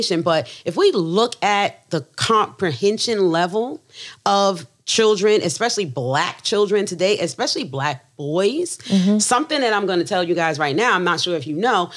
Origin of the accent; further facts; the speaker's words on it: the North, United States; first language English; moved away; I'm from up north